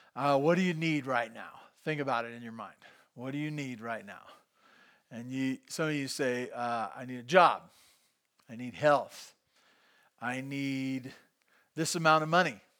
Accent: Santa Barbara, California, United States; also born or lived in Bakersfield; I grew up in Santa Barbara

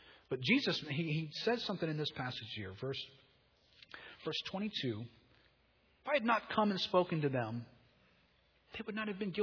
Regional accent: United States; being an American

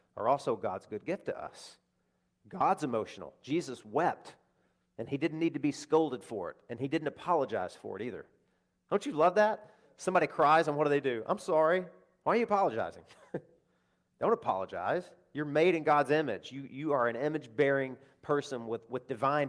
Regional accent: Deep South, United States; I'm speaking for one that came from the deep South

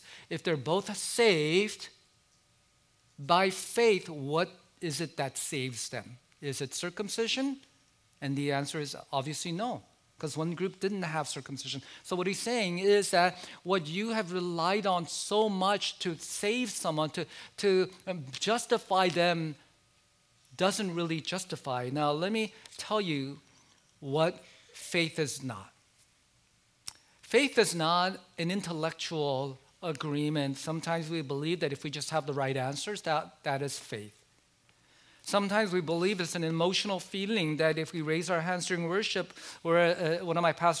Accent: South Korea; born there; I said, well, I was born in South Korea.

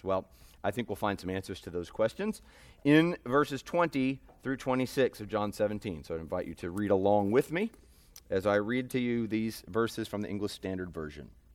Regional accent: United States; as American sinners

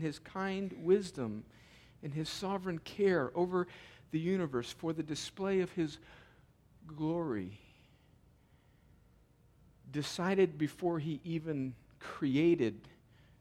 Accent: United States; growing up in America

